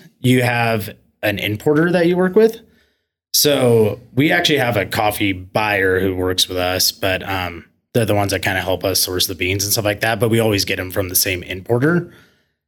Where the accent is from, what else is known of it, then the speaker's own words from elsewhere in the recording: Coeur d'Alene, Idaho, United States; moved away; I grew up in Coeur d'Alene, Idaho